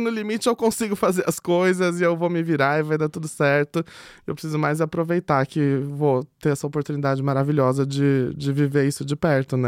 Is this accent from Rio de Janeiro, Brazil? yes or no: no; Itapetininga, São Paulo, Brazil; sou do interior, de Tapetininga